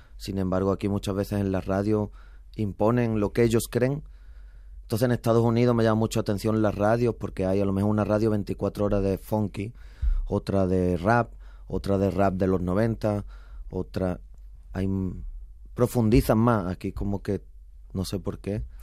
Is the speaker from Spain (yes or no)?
yes; Spain; moved away as an adult; also born or lived in Mexico; en España pues me sentía de repente pues medio boliviano